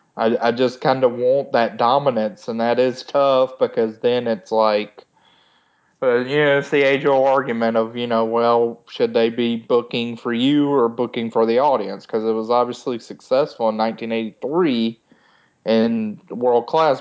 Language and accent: English; Georgia, United States; growing up in Georgia